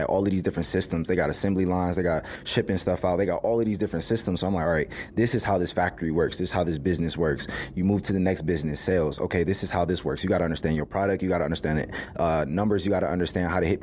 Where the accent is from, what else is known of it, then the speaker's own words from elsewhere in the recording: Cleveland, Ohio, United States; growing up in Cleveland